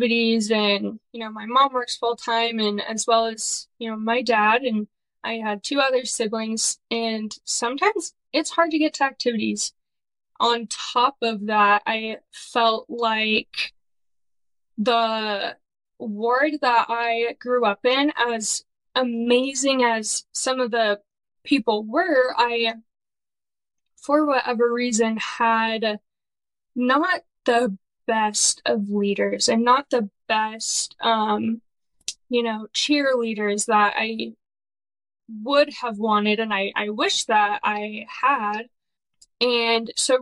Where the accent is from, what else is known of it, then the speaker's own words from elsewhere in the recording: Irvine, California, United States; I'm from California, born and raised in Orange County. I grew up in a suburb called Irvine